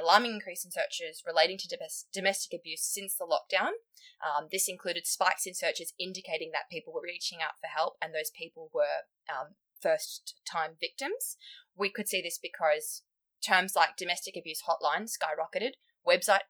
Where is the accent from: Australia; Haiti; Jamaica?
Australia; accent: Australian; moved away as an adult; now in United Kingdom; So obviously my accent gives it away, but I'm Australian